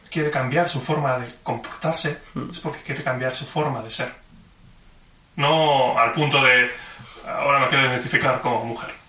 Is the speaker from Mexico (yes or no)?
no; Barcelona, Catalonia, Spain; born there; nací en Barcelona.